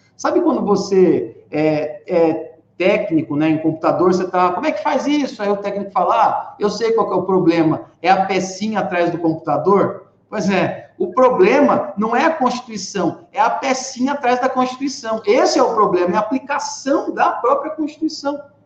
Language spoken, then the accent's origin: Portuguese; Rio Claro, São Paulo, Brazil; eu sou de Rio Claro, minha cidade natal é Rio Claro